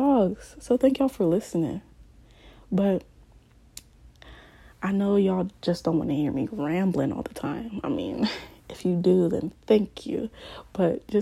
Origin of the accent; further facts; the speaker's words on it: Columbus, Ohio, United States; also born or lived in Ghana; I grew up in Columbus, Ohio, but, you know, I also lived in Ghana for a year